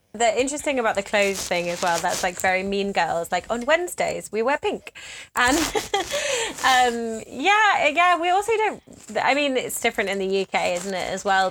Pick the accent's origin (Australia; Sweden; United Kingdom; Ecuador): United Kingdom; I'm British